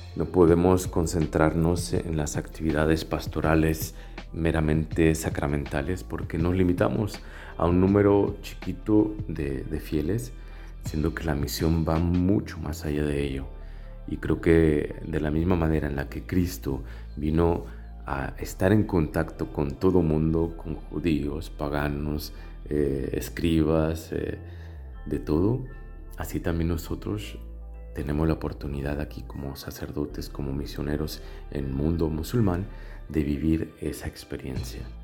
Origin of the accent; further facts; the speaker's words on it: Mexico; now in Tunisia; Soy mexicano, misionero de África